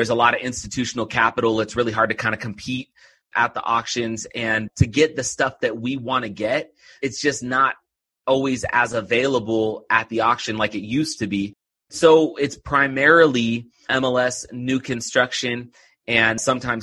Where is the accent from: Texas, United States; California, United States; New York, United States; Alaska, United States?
California, United States; Oakland; now in Utah, United States; I grew up just outside of Oakland